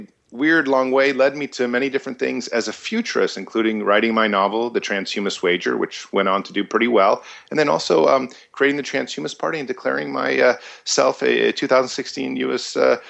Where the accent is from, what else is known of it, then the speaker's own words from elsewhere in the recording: United States; born there; and you know, had me here in America. I was born in America.